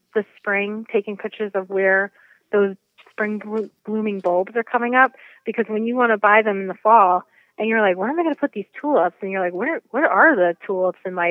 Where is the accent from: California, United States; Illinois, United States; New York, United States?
New York, United States; New York City; moved away as an adult; also born or lived in Poughkeepsie, New York; now in Portland, Connecticut, United States; I'm originally a city girl. So I grew up in Queens, New York.